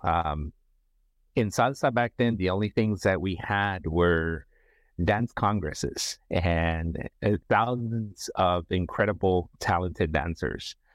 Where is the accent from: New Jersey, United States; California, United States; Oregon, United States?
California, United States; San Francisco; also born or lived in Nicaragua; I am from Central America, Nicaragua, um, in, relocated to San Francisco, grew up in the San Francisco Bay Area